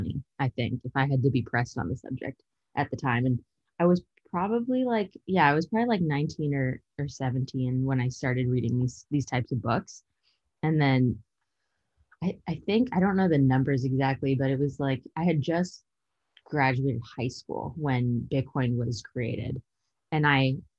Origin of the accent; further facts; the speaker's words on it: San Bruno, California, United States; moved away as an adult; also born or lived in Utah / New York / Illinois; now in Texas, United States; I was born and raised in San Bruno, so it's like a smaller town outside of San Francisco.